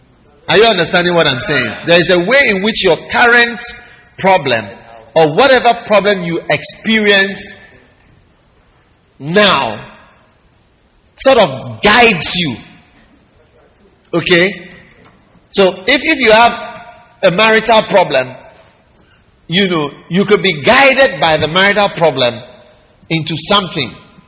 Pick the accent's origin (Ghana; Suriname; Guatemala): Ghana; I come from Ghana. That is why I'm talking about Ghana.